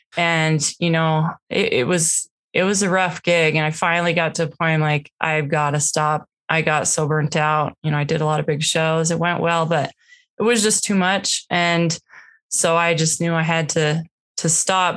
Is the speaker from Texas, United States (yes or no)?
no; Washington, United States; moved away as an adult; now in Utah, United States; we grew up in Washington state.